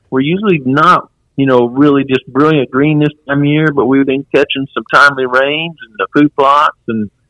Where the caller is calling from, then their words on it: Missouri, United States; I'm just north of Branson, Missouri. A lot of people travel to Branson, and so some people will recognize that.